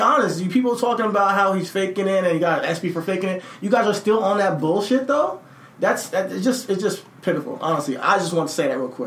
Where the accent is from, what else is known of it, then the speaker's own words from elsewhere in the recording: New Jersey, United States; I'm from Jersey. I was born in Jersey.